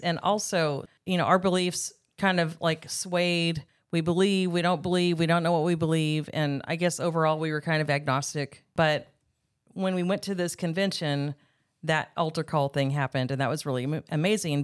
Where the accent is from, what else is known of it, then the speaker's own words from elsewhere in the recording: Bakersfield, California, United States; moved away as an adult; now in Arkansas, United States; I am from Bakersfield, California. I grew up out in the country, um, of coun-, of Bakersfield, California, kind of between Shafter and Wasco out in the country there